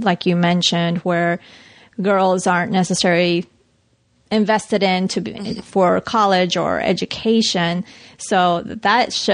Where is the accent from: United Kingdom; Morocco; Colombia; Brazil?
Colombia; now in United States; since I was a little girl, growing up in Colombia